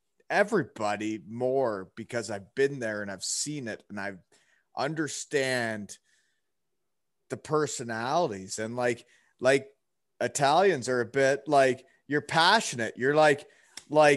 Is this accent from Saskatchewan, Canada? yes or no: no; Elmira, Ontario, Canada; moved away as an adult; I was from Elmira, Ontario when I met you. I had never been outside of Elmira, Ontario